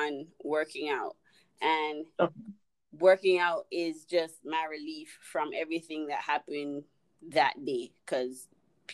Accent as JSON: {"language": "English", "country": "Jamaica", "said": "I'm Jamaican"}